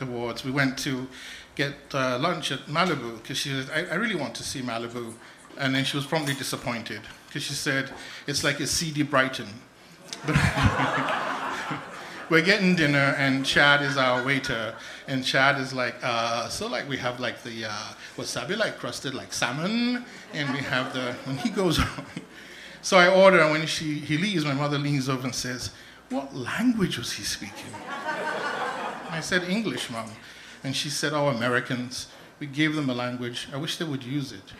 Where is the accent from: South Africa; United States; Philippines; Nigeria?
Nigeria; So I was born in Nigeria just about the time the Biafran Civil War was starting, 1966